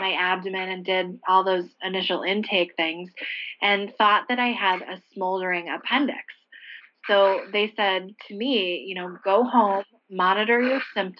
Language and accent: English; Alexandria, Virginia, United States; also born or lived in Washington, D.C.; I was born in Washington, D.C., and we moved over the Potomac, I think when I was like 2.5. So my real formative years and my memory begins in Alexandria, Virginia, my hometown.